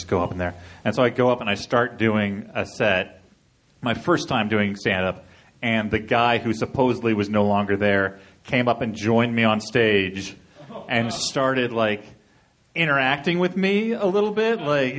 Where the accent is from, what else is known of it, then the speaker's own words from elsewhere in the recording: Illinois, United States; I volunteered for it because I'm from Illinois, and I was like, I would like to make fun of my state.